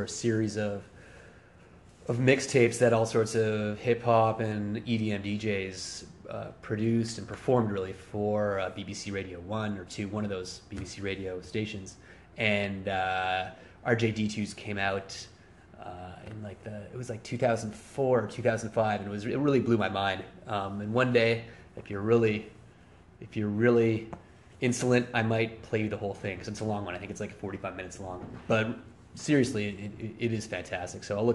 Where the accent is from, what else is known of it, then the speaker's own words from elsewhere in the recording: Montreal, Quebec, Canada; growing up in French Canada, aka Quebec, the province of Quebec, and growing up in Montreal